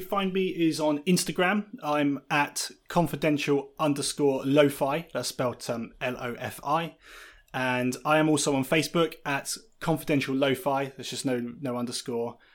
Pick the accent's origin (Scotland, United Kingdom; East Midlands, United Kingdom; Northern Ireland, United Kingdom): East Midlands, United Kingdom; Lincolnshire; now in Brighton, United Kingdom; I spent a large part of my time growing up in Lincolnshire